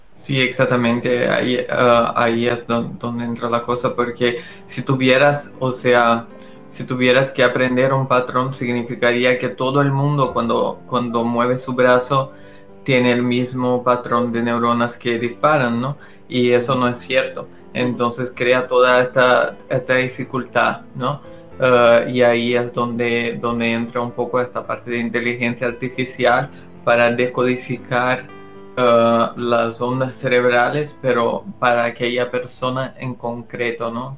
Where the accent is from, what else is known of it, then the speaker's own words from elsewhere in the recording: Brazil; Spanish is a second language; moved away; El español no es mi, mi, lengua materna y lo digo eso porque eh, soy brasileño